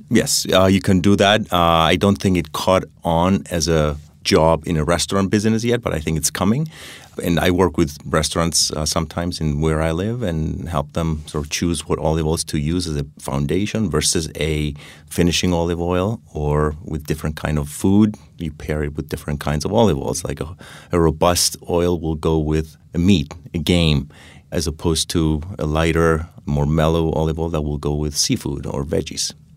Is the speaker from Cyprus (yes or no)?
yes; Cyprus; now in New Haven, United States; I grew up in Cyprus